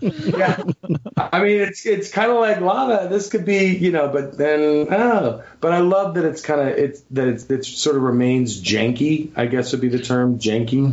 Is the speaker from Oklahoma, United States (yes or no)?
no; Bountiful, Utah, United States; also born or lived in Pocatello, Idaho / Idaho Falls, Idaho; I moved to the great state of Utah when I was in the fifth grade